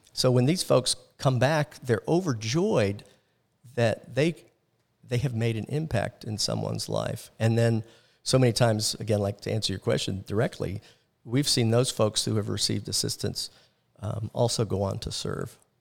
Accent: Orlando, Florida, United States; growing up in Orlando, I was involved in the, um, hotel and tourism industry

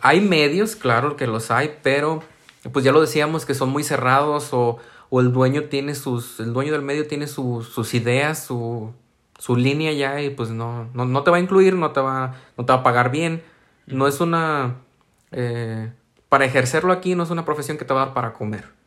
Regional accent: San Martín, Mexico; opté por venirme a mi ciudad de origen para no estar pagando una renta, para ya no ser foráneo, y, eh, busqué yo mismo hacer el servicio en comunicación social de mi municipio

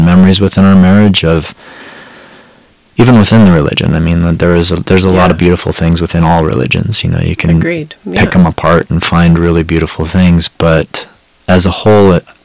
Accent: Montana, United States; was raised, born and raised in Montana.

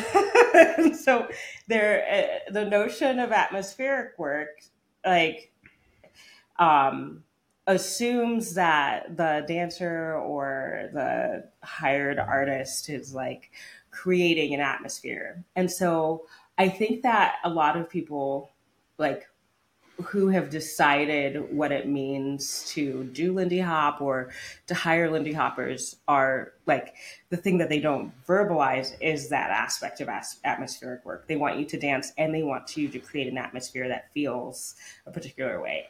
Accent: United States; as an American.

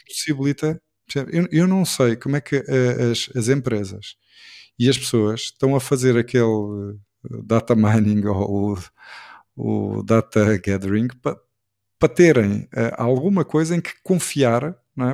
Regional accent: Portugal; enquanto português, e enquanto português também ligado ao handball e ao desporto

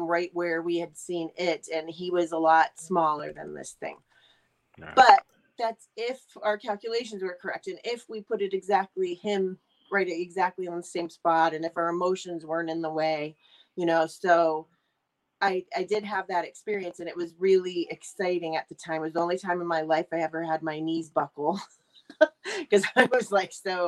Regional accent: Ohio, United States; I'm from Ohio. I live in Youngstown currently

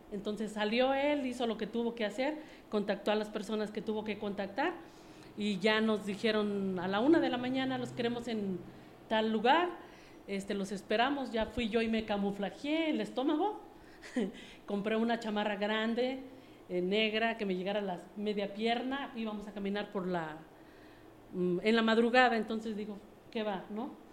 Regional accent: Mexico City, Mexico; moved away as an adult; also born or lived in United States; yo soy originaria de la Ciudad de México. Eh, estuve mucho tiempo bueno, viví ahí por 25 años

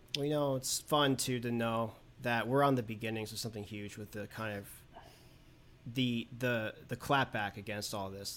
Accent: New York City, New York, United States; growing up in Manhattan

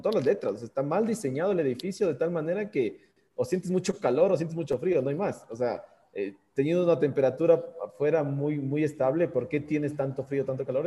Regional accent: Quito, Pichincha, Ecuador; aquí en el Ecuador nosotros decimos, o bueno, al menos en Quito, en donde tenemos una, teóricamente una primavera eterna

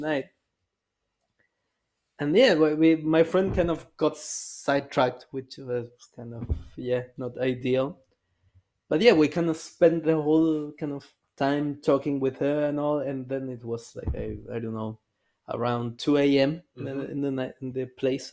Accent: Chile; now in Erfurt, Germany; we're both from Chile

